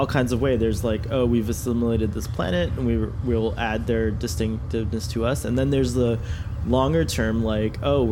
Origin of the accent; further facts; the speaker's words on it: United States; as an American